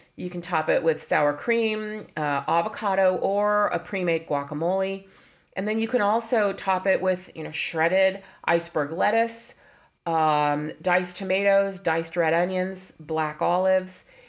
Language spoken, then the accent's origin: English; California, United States; I was born in California